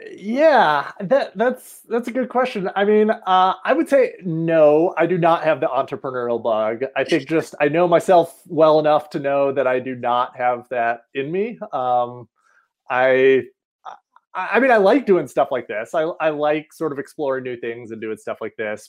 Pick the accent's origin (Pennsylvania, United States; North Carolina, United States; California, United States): North Carolina, United States; outside of Asheville, Western; moved away as an adult; also born or lived in Rochester, New York; now in Colorado, United States; I'm originally from Western North Carolina. Um, so up in the mountains of North Carolina outside of Asheville.